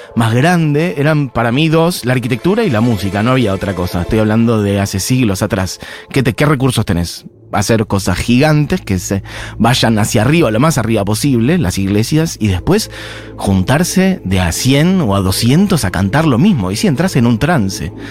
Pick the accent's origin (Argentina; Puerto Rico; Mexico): Argentina